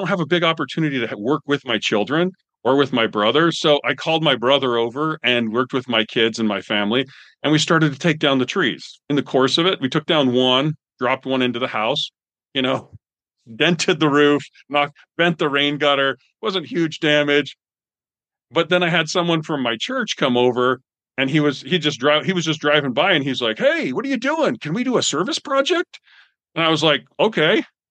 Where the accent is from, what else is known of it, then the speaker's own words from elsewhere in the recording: Canada; I'm from Canada. I've cut a lot of trees down because we used to heat with wood.